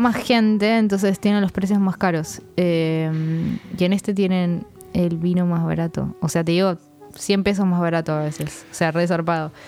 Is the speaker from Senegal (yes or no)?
no; Argentina; yo soy eh, argentina